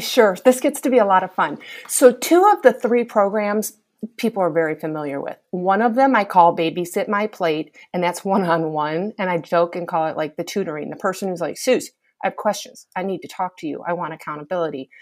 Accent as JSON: {"language": "English", "region": "Michigan", "country": "United States", "tie": "born or raised there", "said": "I'm this girl that's born and raised in Michigan"}